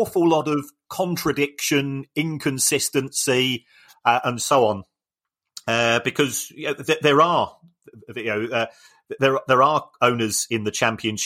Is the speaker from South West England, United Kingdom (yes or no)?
no; Brighton, South East England, United Kingdom; I'm from Brighton